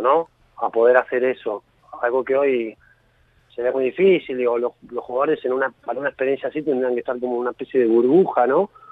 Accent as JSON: {"language": "Spanish", "town": "Villa Gesell", "region": "Buenos Aires Province", "country": "Argentina", "said": "soy de Gessel"}